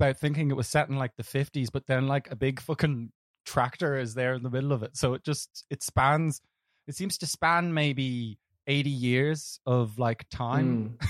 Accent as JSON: {"language": "English", "town": "Dublin", "region": "Leinster", "country": "Ireland", "tie": "born or raised there", "said": "I grew up in Dublin."}